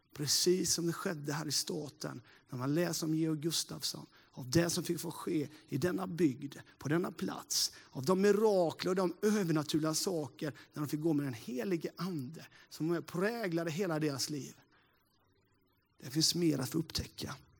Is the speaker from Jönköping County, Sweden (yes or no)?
yes; Sävsjö area, Småland, Jönköping County, Sweden; Jag eh, är ju en eh, äkta smålänning sådär då. Uppvuxen inte så jättelångt här, från Sävsjöbygden